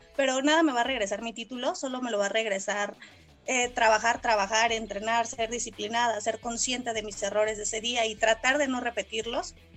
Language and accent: Spanish; San Juan del Río, Querétaro, Mexico; toda mi, mi niñez estuve en San Juan del Río